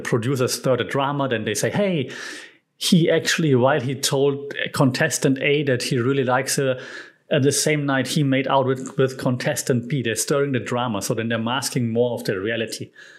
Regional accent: Germany; English is a second language; Even though I'm from Europe, never been to France, probably because I'm German and, you know, France, Germany.

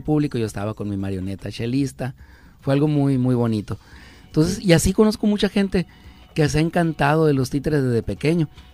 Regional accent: El Encinal, Sonora, Mexico; allá en mi, en mi pueblo

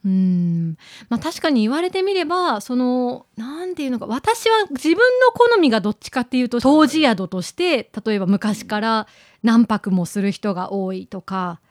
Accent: Kagoshima, Japan; moved away as an adult; also born or lived in Amami / Kitakyushu (Kokura), Fukuoka; 鹿児島生まれですので、

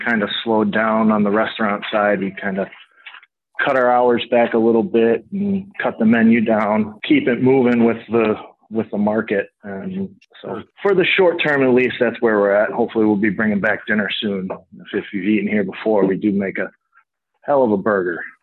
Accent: Lake Forest, Illinois, United States; I grew up in Lake Forest. I moved here when I was a little kid and went to Deer Path and Lake Forest High School

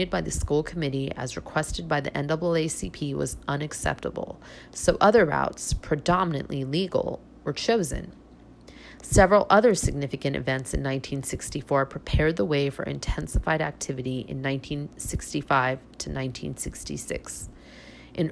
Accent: California, United States; growing up in California

